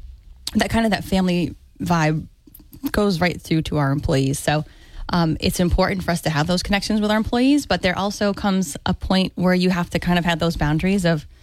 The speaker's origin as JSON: {"language": "English", "town": "Dartmouth", "region": "Massachusetts", "country": "United States", "tie": "born or raised there", "lives_now": "Fairhaven, United States", "said": "I grew up in Dartmouth."}